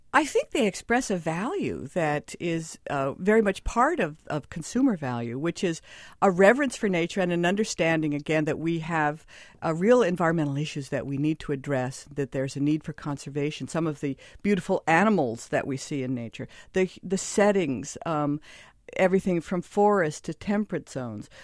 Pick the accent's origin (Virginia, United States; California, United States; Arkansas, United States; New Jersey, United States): California, United States; Southern; now in New York, United States; I come from Southern California, where the water was kind of recycled, and I felt like I was drinking chlorine a lot